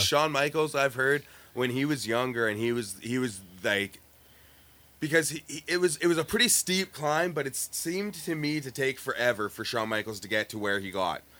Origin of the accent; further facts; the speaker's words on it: Winnipeg, Manitoba, Canada; we are from Winnipeg